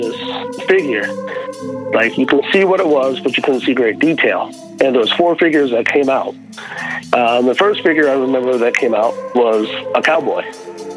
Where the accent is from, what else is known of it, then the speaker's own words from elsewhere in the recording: Tucson, Arizona, United States; moved away; originally from Arizona. I was born and raised in Tucson.